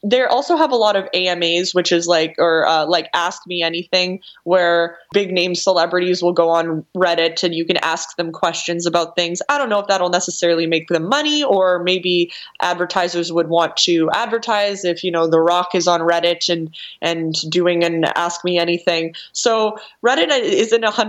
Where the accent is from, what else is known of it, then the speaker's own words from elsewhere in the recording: Canada; I'm Canadian